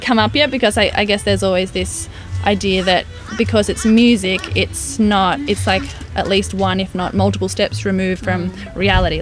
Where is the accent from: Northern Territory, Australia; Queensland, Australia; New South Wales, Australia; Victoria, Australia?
New South Wales, Australia; Central Coast; the place where we grew up on the Central Coast